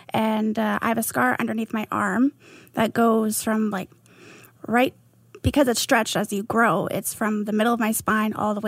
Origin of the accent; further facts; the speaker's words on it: Mission, British Columbia, Canada; I was born in Mission